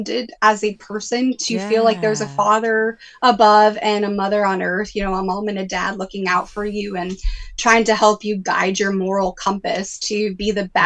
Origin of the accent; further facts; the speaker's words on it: New Bedford, Massachusetts, United States; Where I grew up in New Bedford